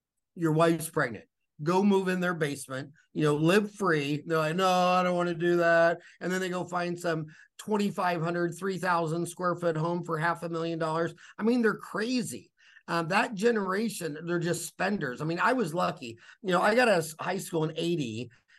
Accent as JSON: {"language": "English", "town": "Wichita", "region": "Kansas", "country": "United States", "tie": "born or raised there", "moved": "as an adult", "lives_now": "Phoenix, United States", "said": "I was born in Wichita, Kansas."}